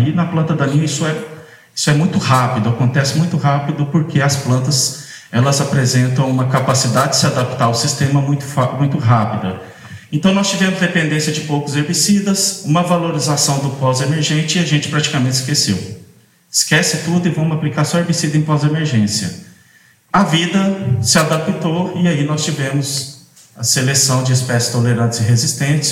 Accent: Minas Gerais, Brazil; moved away as an adult; now in Mossoró, Brazil; eu sou mineiro, me tenho uma formação toda na, no curso de agronomia e na pós-graduação em Minas Gerais, e fui parar lá nesse cantinho do Brasil

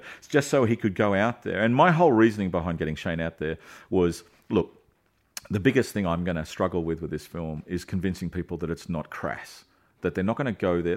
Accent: Australia; we're Aussies

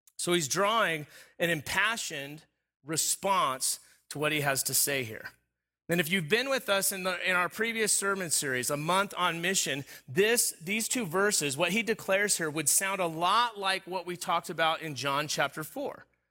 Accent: Southern California, United States; moved away; I grew up in Southern California. All of my formative years was, was in Southern California. Uh, not the beach, uh, but the desert

